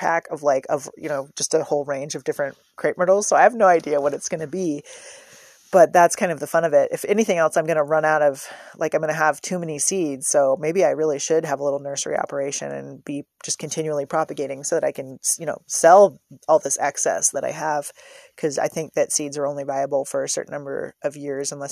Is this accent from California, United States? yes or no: yes; San Francisco Bay Area, California, United States; moved away; I'm from the San Francisco Bay Area